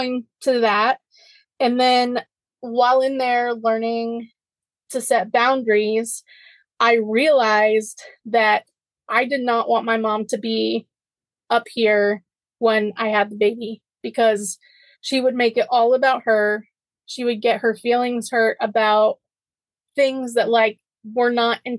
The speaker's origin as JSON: {"language": "English", "region": "North Carolina", "country": "United States", "tie": "born or raised there", "also_born_or_lived": "Tennessee", "moved": "as an adult", "said": "my hometown in North Carolina"}